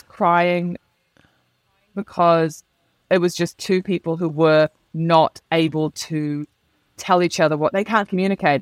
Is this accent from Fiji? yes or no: no; New Zealand; moved away; I am a New Zealander who's moved to a country which I will say, I know it's a generalization, but it's broadly emotionally repressed.